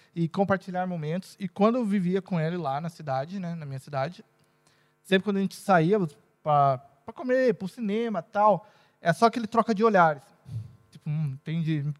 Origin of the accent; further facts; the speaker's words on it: Brazil; moved away as an adult; now in Portugal; minha cidade maravilhosa